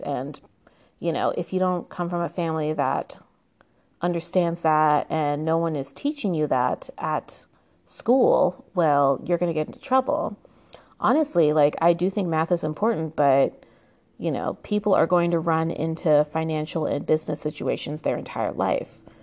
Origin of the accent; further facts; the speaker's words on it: United States; it's very obvious I'm American. Um, I was raised with the American education system